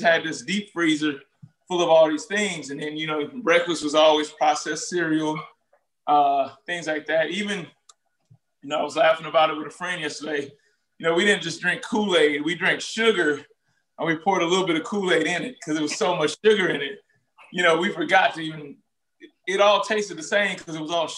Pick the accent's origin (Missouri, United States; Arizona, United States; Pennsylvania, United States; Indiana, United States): Missouri, United States; St. Louis; moved away as an adult; also born or lived in Little Rock, Arkansas / Miami, Florida; I was born in Little Rock, Arkansas, raised in Ferguson/St. Louis, Missouri